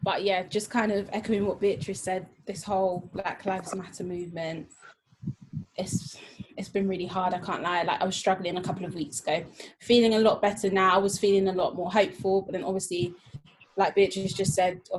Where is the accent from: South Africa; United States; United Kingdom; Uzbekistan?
United Kingdom; Essex, East of England; I'm from Essex